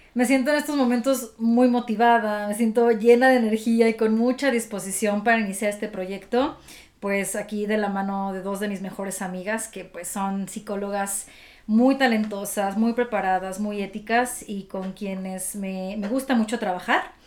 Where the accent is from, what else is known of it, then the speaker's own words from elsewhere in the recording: Durango, Mexico; moved away as an adult; also born or lived in Monterrey; now in Mexico City, Mexico; Yo soy del norte del país, eh, soy de Durango